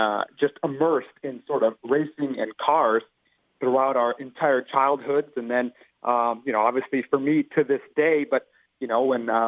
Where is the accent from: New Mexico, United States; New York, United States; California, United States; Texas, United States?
Texas, United States; growing up in Texas